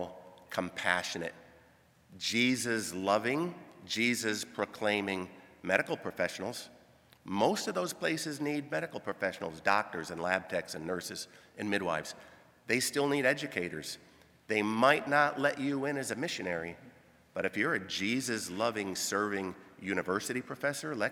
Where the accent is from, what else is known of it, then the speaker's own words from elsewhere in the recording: Grand Rapids or Kalamazoo, Michigan, United States; moved away as an adult; also born or lived in Sudan / Kenya; Born in Grand Rapids, born in Kalamazoo